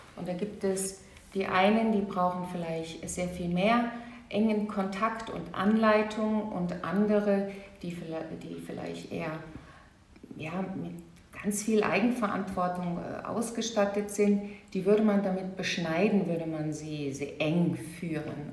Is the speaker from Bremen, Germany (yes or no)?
no; Saarland, Germany; moved away as an adult; also born or lived in Baden-Württemberg; ich bin auch geboren, aufgewachsen im Saarland, in einer kleinen, sehr bürgerlichen Gemeinschaft